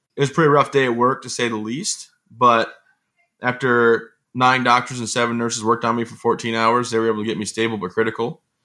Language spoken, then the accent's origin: English; Vassar, Michigan, United States; moved away as an adult; I am from the great town, oh, I guess it's city, actually, of Vassar in Vassar, Michigan. You know, I grew up there